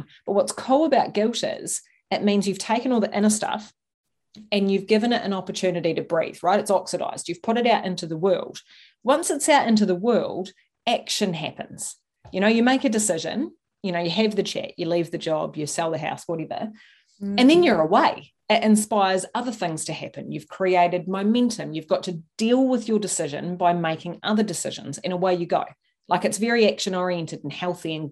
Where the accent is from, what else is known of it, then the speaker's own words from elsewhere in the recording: Christchurch, Canterbury, New Zealand; I was born in Christchurch in New Zealand